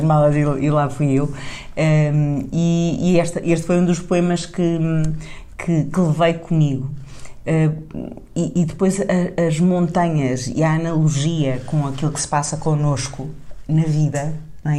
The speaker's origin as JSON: {"language": "Portuguese", "town": "Tavira", "region": "Algarve", "country": "Portugal", "tie": "born or raised there", "said": "Tavira é a minha terra, não é? o, o lugar uh, onde, onde eu me formei a, a, cabeça"}